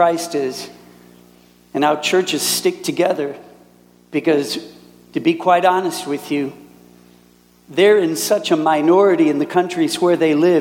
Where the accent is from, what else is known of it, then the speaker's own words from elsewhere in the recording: Minnesota, United States; moved away as an adult; also born or lived in Wisconsin / Canada; now in Germany; And I was raised in Minnesota. So that's where I'm from